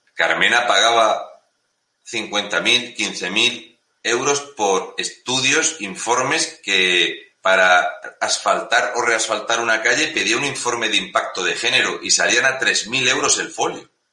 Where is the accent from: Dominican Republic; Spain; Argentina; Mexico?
Spain; Murcia, Region of Murcia; yo soy de Murcia